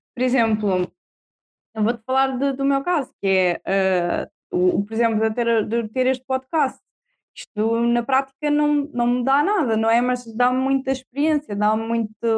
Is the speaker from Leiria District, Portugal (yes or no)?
yes; Marinha Grande, Leiria District, Portugal; now in Tomar, Portugal; sou da Marinha Grande, sou de Perto